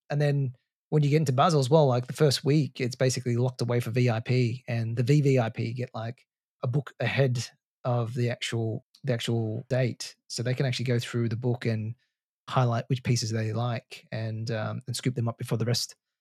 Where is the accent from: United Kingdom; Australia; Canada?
Australia; Melbourne, Victoria; I grew up in Australia, in Melbourne.